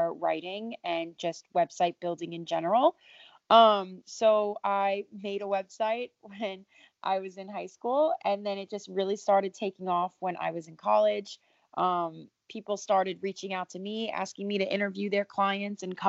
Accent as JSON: {"language": "English", "town": "New York City", "region": "New York", "country": "United States", "tie": "born or raised there", "said": "I'm 25 years old, born and raised in New York City. Still based in New York now"}